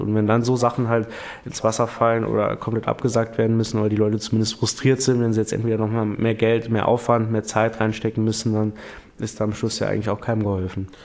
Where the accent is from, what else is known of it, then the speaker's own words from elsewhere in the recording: Primstal, Saarland, Germany; bei uns in Prümster